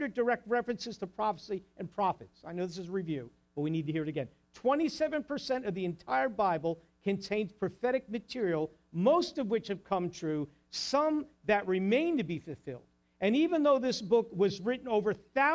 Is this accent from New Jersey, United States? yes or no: yes; New Jersey, United States; I'm from New Jersey.